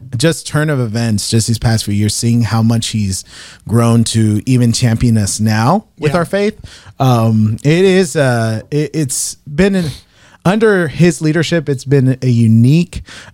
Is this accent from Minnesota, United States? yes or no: no; Southern California, United States; now in Illinois, United States; I am from California, Southern California.